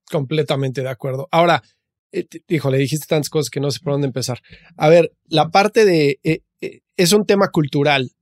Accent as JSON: {"language": "Spanish", "country": "Mexico", "also_born_or_lived": "United States", "said": "yo que soy mexicano"}